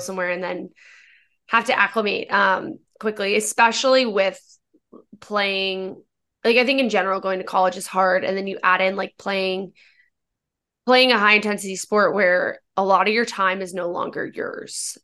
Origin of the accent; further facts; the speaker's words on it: Northern Virginia, United States; I'm from Virginia and not, not Richmond, I'm from Northern